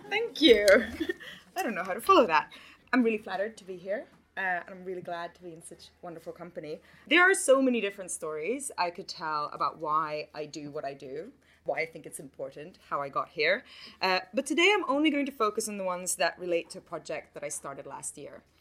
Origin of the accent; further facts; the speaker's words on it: Finland; first language Swedish; English is a second language; And my personal route to this kind of work starts in Finland, which is my home country. I grew up there in a Swedish speaking family, which is a linguistic and an ethnic minority in an already small population of 5 million people.